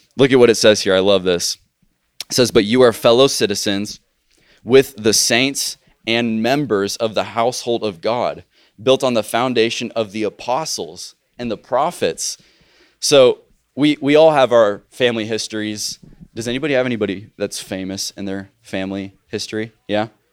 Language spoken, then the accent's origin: English; United States; I was born in the United States.